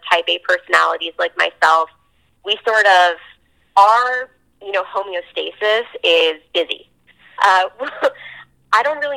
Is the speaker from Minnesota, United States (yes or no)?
no; New Jersey, United States; I'm from New Jersey